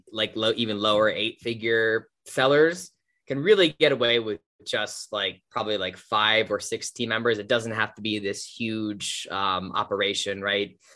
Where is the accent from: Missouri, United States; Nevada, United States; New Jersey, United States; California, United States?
New Jersey, United States; I grew up in New Jersey, like just the suburbs of New Jersey